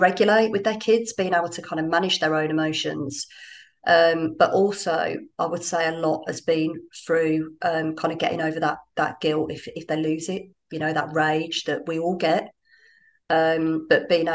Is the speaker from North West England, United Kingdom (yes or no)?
no; Birmingham, West Midlands, United Kingdom; moved away as an adult; now in Dubai, United Arab Emirates; I'm from Birmingham